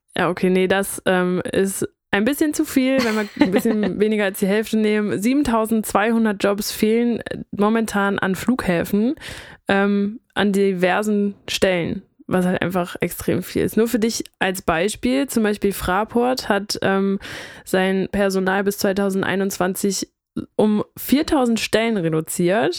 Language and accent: German; North Rhine-Westphalia, Germany; Wir kommen aus NRW